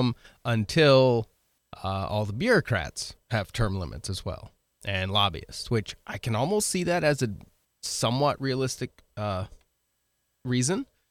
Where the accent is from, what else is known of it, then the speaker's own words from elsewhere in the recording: Oregon, United States; moved away as an adult; now in Midwest, United States; I grew up in Oregon, so I'm from the, the West Coast